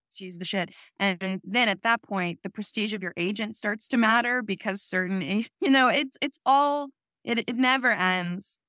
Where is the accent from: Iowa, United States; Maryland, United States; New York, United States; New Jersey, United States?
New York, United States; I grew up in New York